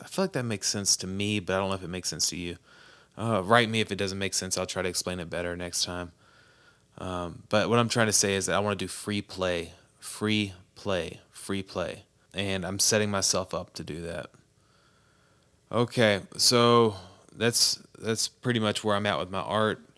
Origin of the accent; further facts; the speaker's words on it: United States; as an American